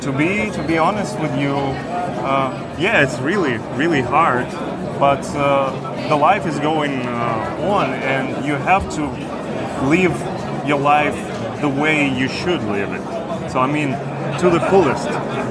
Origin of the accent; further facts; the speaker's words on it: Kharkiv, Kharkiv Oblast, Ukraine; English is a second language; moved away as an adult; now in Kremenchuk, Ukraine; I am from Kharkiv, Ukraine. It is one of the eastern regions that is bordering with Russia, with Belgorod. I am basically a refugee